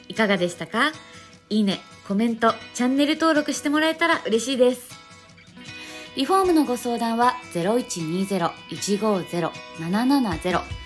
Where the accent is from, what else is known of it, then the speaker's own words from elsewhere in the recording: Hokkaido, Japan; now in Saitama, Japan; 私の地元の北海道は瓦屋根がほとんどないので、埼玉に来て瓦屋根を見た時